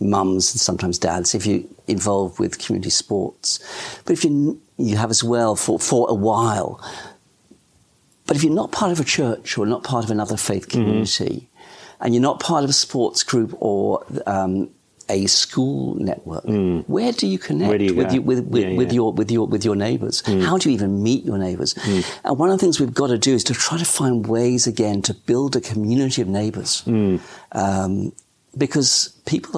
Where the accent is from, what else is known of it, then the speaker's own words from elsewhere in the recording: England, United Kingdom; now in Australia; I was born in England, so the transition to Australia wasn't too difficult.